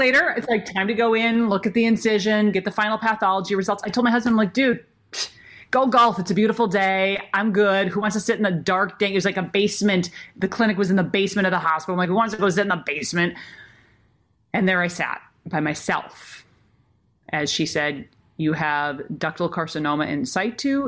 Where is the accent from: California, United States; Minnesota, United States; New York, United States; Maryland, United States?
Minnesota, United States; when I was growing up in Minnesota